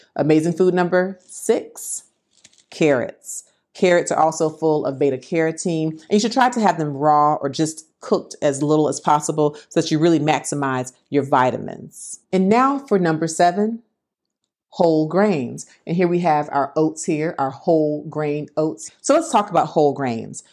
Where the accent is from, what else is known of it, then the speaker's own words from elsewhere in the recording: Florida, United States; I'm from Florida